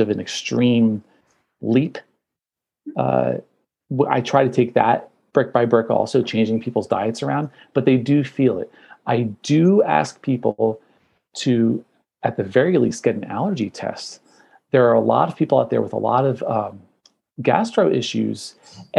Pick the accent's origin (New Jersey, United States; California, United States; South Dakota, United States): New Jersey, United States; I'm from New Jersey